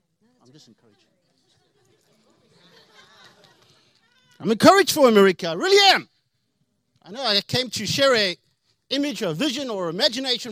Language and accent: English; South Africa; now in United States; I am an alien. I'm from South Africa, so getting more Americanized.